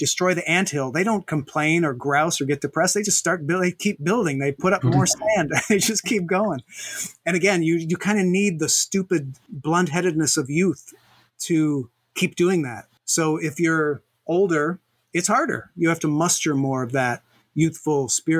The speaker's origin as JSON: {"language": "English", "country": "United States", "said": "us filthy Americans"}